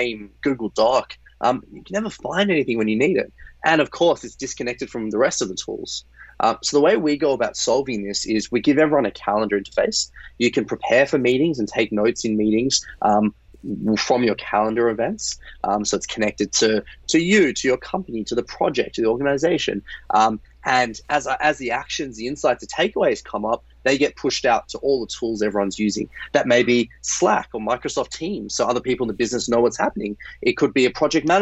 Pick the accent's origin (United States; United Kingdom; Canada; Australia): Australia; moved away; I'm originally Australian